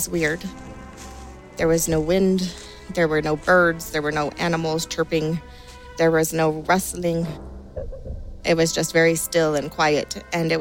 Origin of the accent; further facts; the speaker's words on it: County Clare, Munster, Ireland; Growing up in Ireland